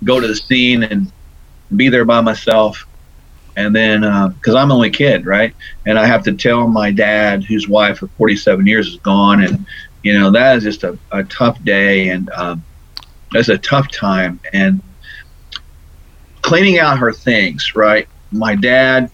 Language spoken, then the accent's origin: English; Tulsa, Oklahoma, United States; I was born in Tulsa